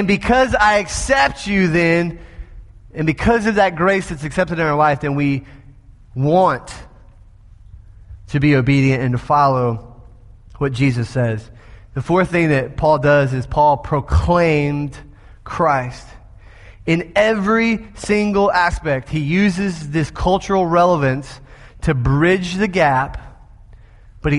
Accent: the South, United States; I'm from the South.

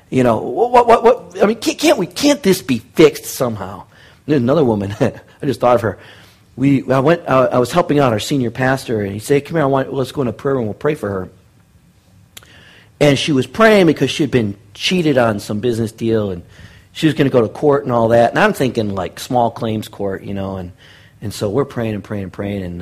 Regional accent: Detroit, Michigan, United States; born there; also born or lived in Cincinnati / Middle East / Seattle / Thailand; now in Bakersfield, United States; I was born in Detroit, and we moved to Cincinnati. Then I moved back to Detroit. Then we moved to the Middle East. Then I moved to Seattle. Then I moved to Thailand. Then I moved back to Seattle. Then I moved to Tacoma. And now I live in Bakersfield.

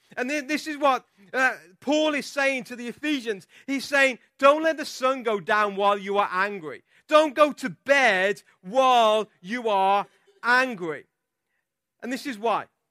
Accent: England, United Kingdom; I'm from England

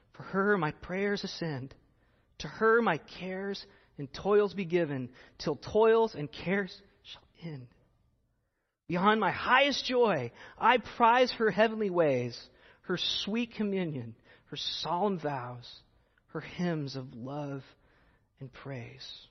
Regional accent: United States

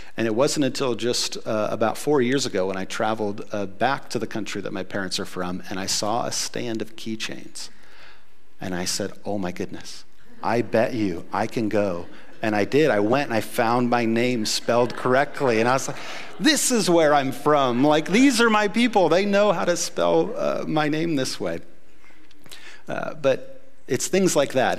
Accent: United States; I'm as American as it gets. I grew up here.

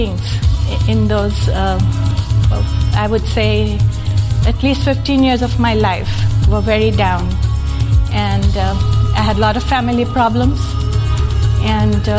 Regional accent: Mumbai, Maharashtra, India; moved away; I was born in Bombay, India, a long time ago in December

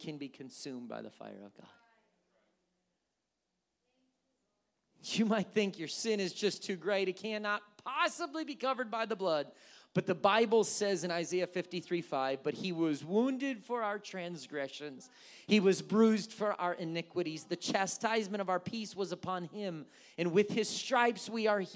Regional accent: Wisconsin, United States; moved away; also born or lived in California; growing up in Wisconsin

